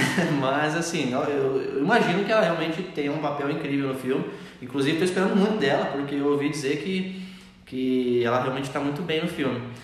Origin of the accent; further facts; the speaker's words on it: Brazil; nós somos brasileiros